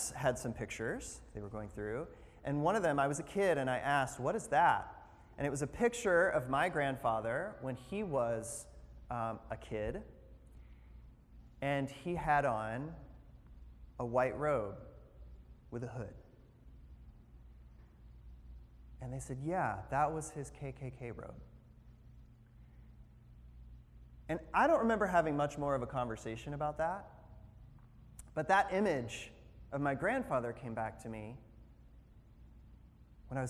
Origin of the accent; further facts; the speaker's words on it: the South, United States; I found the county in which I was born and where I grew up, because I grew up in the South